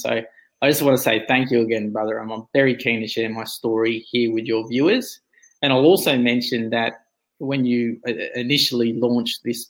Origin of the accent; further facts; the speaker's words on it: Kempsey, New South Wales, Australia; moved away as an adult; also born or lived in Perth, Western Australia; now in Shepparton, Australia; I grew up in Kempsey